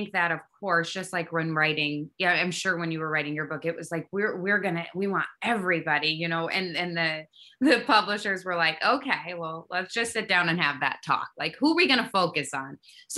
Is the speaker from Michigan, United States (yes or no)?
yes; Kalamazoo, Michigan, United States; So me and Derek were raised in a small town, and we're from Kalamazoo, Michigan